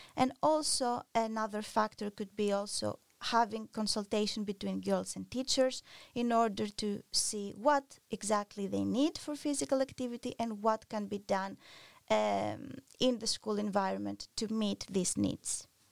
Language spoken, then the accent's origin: English; Greece; moved away; I'm originally from Greece